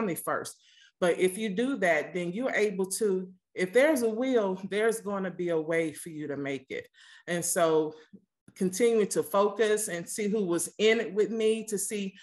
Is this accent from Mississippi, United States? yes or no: yes; Mississippi, United States; moved away; I'm from the country. I'm actually originally from Mississippi